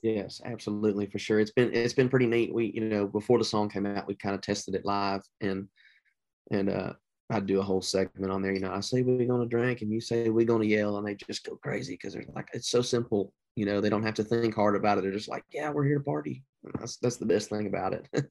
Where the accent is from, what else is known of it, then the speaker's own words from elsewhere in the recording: the South, United States; I'm from the South